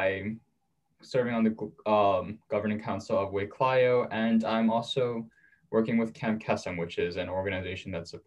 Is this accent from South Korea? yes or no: yes; South Korea; born there; also born or lived in New York, United States; So, I was born in South Korea. Um, moved around quite a bit, uh, graduated high school in New York, and now I'm back in South Korea